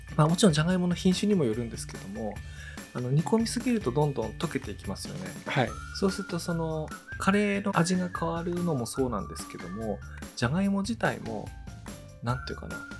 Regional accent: Iwate, Japan; 僕あの岩手出身なんですけど

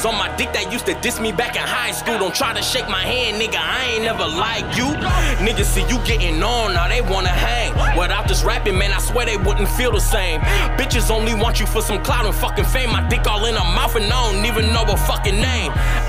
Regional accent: Minnesota, United States; Soundset's a Minnesota thing with the largest crowd. And I'm from Minnesota, so I had to hold it down.

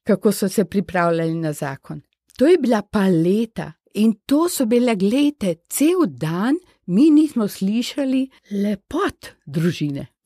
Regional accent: Slovenia; moved away as an adult; smo bili slovenci

